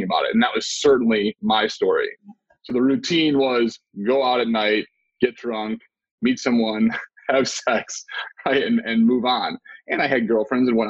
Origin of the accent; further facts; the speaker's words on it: Midwest, United States; I grew up in the Midwest in a Christian household